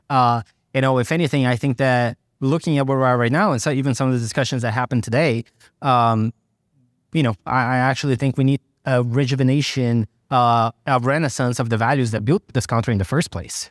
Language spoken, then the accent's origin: English; Brazil; now in United States; I grew up in Brazil